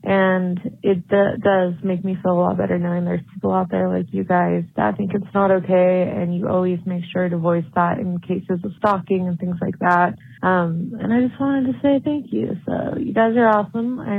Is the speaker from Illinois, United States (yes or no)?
no; Utah, United States; Um, I'm from Utah